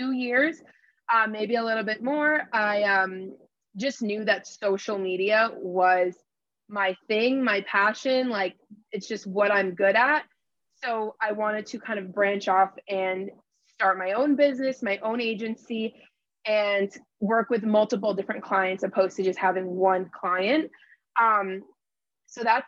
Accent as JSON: {"language": "English", "region": "Connecticut", "country": "United States", "also_born_or_lived": "Los Angeles, California", "said": "I'm from Connecticut"}